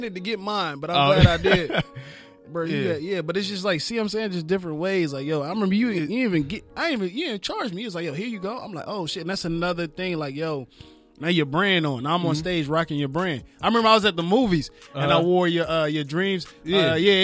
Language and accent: English; Baton Rouge, Louisiana, United States; now in Los Angeles, United States; I'm from Baton Rouge, Louisiana, man. Born and raised, moved out here in L.A. in 2006 after Hurricane Katrina